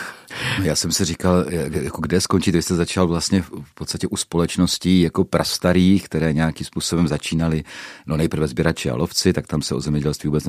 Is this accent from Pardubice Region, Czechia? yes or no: yes; Horní Jelení, Pardubice Region, Czechia; moved away as an adult; also born or lived in Moravian Slovakia (Dolňácko); now in Moravian Slovakia, Czechia; východočech z lesnaté oblasti Horní Jelení.